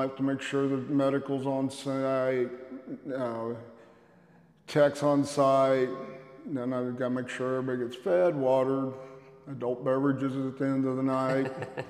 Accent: Kansas City, United States; Kansas City.

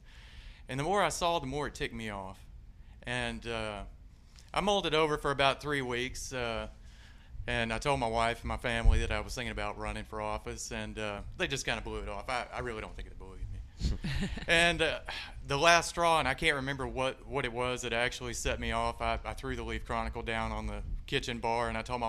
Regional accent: Clarksville, Tennessee, United States; I'm originally from here, Clarksville, Tennessee.

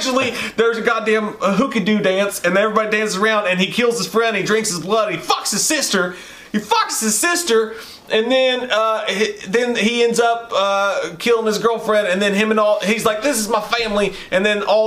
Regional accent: West Virginia, United States; I'm from West Virginia

